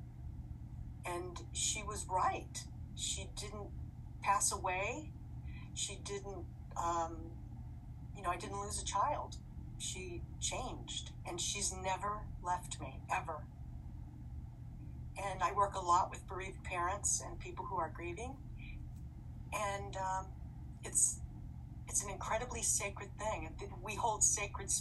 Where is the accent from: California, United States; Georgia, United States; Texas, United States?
California, United States; Los Angeles; I was born in the Queen of Angels Hospital in Los Angeles, the City of Angels.